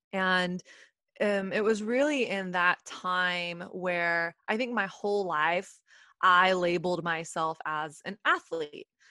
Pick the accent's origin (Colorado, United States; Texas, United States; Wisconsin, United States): Texas, United States; moved away as an adult; now in New York City, United States; I'm from Texas